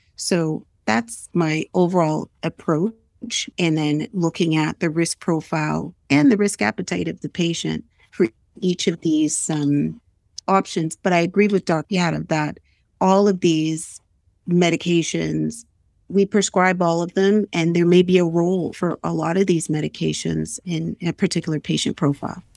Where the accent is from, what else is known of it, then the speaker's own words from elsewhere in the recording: Nova Scotia, Canada; I'm originally from Nova Scotia